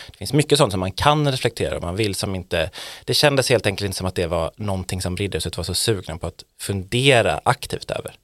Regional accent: Borås, Västra Götaland, Sweden; also born or lived in Gothenburg; now in Stockholm, Sweden; jag är från Borås.

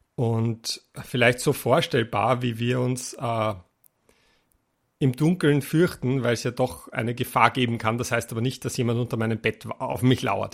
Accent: Austria

